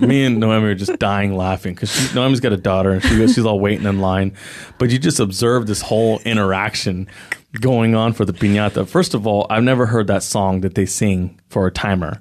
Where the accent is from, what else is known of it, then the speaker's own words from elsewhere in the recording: San Jose, California, United States; I grew up in the Eastside San Jose